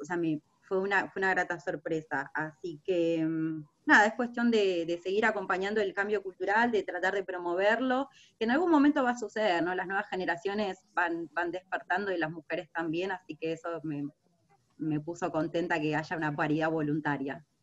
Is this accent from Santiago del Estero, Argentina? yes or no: no; Buenos Aires, Argentina; como porteña